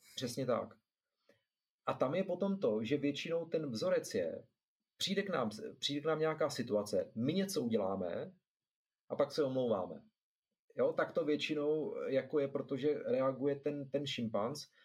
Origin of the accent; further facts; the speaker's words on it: Zlín, Zlín Region, Czechia; já jsem ze Zlína